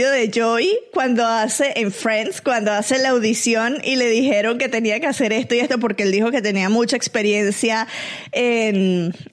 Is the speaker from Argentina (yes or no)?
yes; Argentina; now in Mexico; soy argentina, no sé si lo notaron por mi tonada.